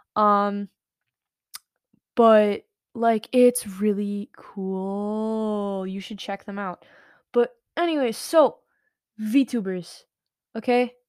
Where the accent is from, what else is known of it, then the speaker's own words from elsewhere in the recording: United States; I'm American.